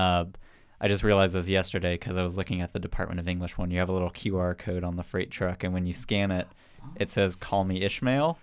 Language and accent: English; Mountain View, California, United States; I grew up in Mountain View